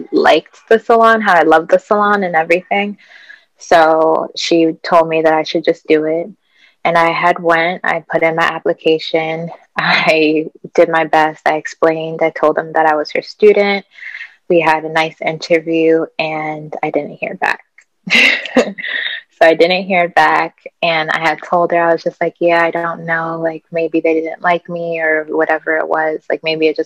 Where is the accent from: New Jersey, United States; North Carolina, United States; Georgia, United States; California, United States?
New Jersey, United States; moved away as an adult; now in Virginia, United States; I'm originally from New Jersey, so I'm currently living with my sister.